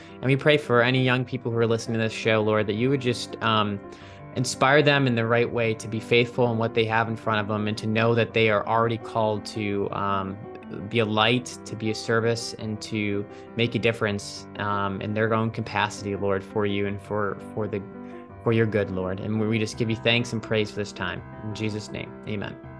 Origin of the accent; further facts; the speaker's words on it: Cleveland, Ohio, United States; moved away as an adult; now in Washington, DC, United States; I'm from Ohio, Cleveland, Ohio originally